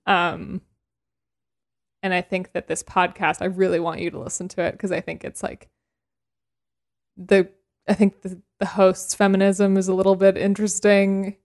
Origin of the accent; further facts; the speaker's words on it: Canada; I'm Canadian